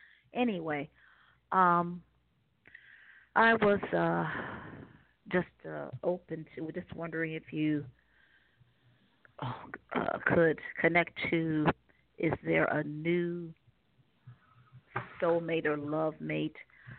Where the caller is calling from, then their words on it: Cleveland, Ohio, United States; Yes. I'm calling from Ohio.